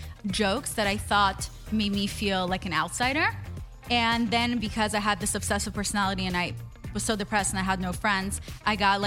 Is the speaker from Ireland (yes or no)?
no; Israel; English is a second language; also born or lived in Russia; now in United States; I'm an immigrant. I was born in Russia. I grew up in Israel. And then we won the green card lottery and I moved to the U.S.